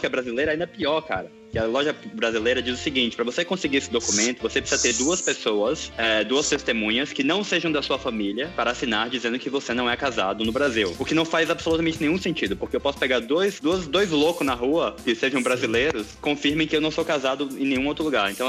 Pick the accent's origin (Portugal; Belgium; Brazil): Portugal; eu, como sou português, eu tenho que casar primeiro em Portugal.